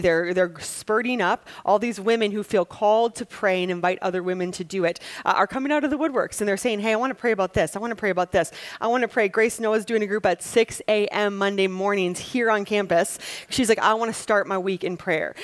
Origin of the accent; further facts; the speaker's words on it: Wisconsin, United States; I'm from Wisconsin